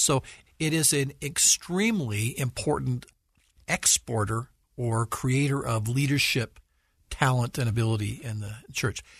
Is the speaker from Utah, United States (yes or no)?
yes; Salt Lake City, Utah, United States; I was born and raised in Salt Lake, so I've lived here much of my life, although worked in other places.